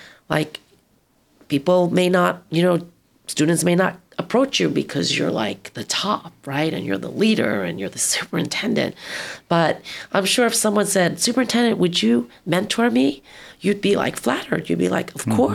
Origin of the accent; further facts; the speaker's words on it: Long Island, New York, United States; also born or lived in San Francisco; now in California, United States; I grew up on Long Island, lived in San Francisco